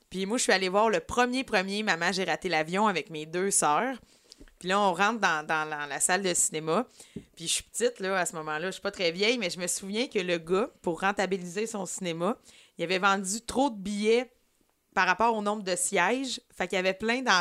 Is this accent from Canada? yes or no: yes; Outaouais, Quebec, Canada; j'étais jeune. Il y avait genre quatre salles à mon cinéma en Outaouais.